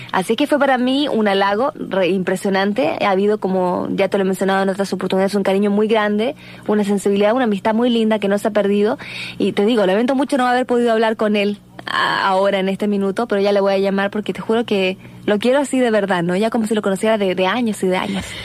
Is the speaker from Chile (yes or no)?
yes; Chile; yo vengo de mi país de Chile